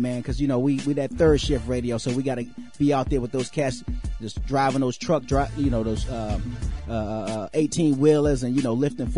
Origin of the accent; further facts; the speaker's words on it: Washington, District of Columbia, United States; moved away; So you shot the video up in my hometown